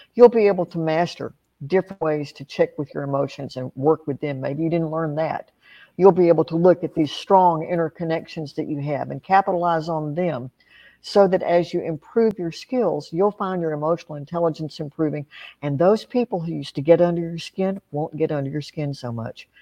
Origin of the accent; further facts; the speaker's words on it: Appalachia, United States; I grew up in Appalachia